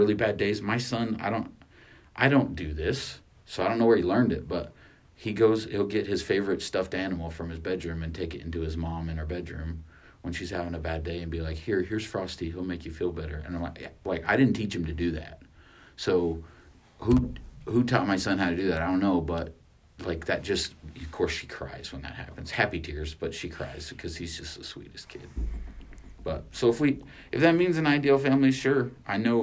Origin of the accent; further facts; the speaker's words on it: Artesia, New Mexico, United States; moved away as an adult; also born or lived in Carlsbad, New Mexico / Albuquerque, New Mexico / Farmington, New Mexico / Roswell, New Mexico; I was born in Carlsbad, New Mexico, but my family lived in Artesia, and I call Artesia home.